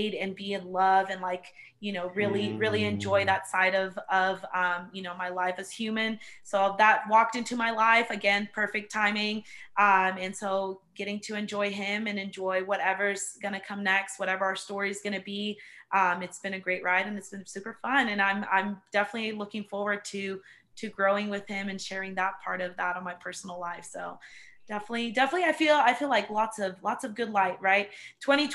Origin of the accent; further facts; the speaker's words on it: Cypress, Texas, United States; moved away; I'm originally from Cypress in Houston, Texas. It's like a suburb area